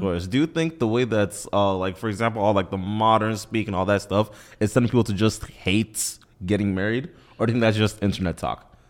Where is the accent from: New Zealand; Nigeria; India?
Nigeria; being Nigerian